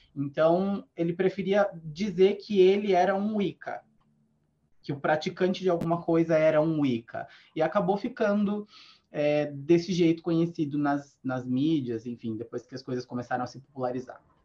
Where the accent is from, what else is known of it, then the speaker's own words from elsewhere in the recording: Sorocaba, São Paulo, Brazil; eu sou do interior, né? Eu sou de Sorocaba